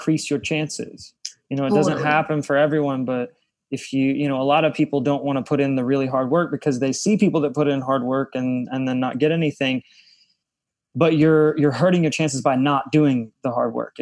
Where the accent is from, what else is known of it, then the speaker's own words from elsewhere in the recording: the Bible Belt / the South, United States; moved away; I come from a very religious area of the country where church is a very common thing. And when I came out here, it wasn't like that. There are a lot of different types of churches and communities, but it wasn't as easy as it is in the South.